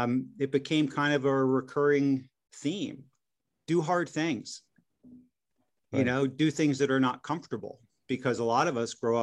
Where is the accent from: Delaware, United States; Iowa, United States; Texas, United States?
Delaware, United States; Wilmington; I grew up mostly in Wilmington, Delaware, and, you know, pretty unremarkable.